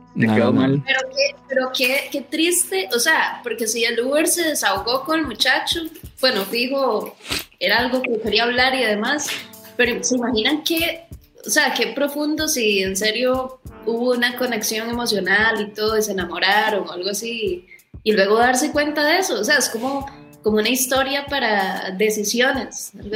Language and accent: Spanish; Costa Rica; somos de Costa Rica